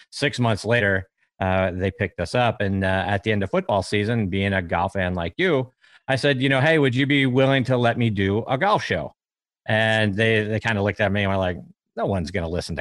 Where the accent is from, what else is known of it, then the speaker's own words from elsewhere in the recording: Pittsburgh, Pennsylvania, United States; I grew up in Pittsburgh